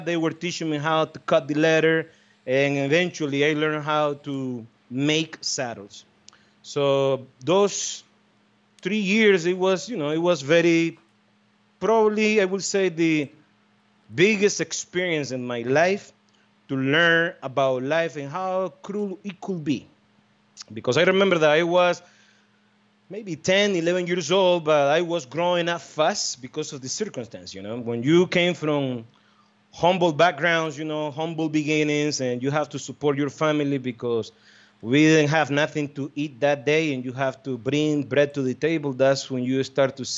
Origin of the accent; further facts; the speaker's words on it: Estelí, Nicaragua; moved away as an adult; now in United States; You know where I came from? Esteli, Nicaragua, man. That's my hometown.